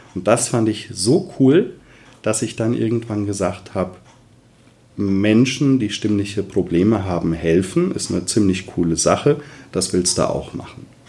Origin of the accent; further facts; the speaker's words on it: Westerwald, Rhineland-Palatinate, Germany; komme aus dem wunderschönen Westerwald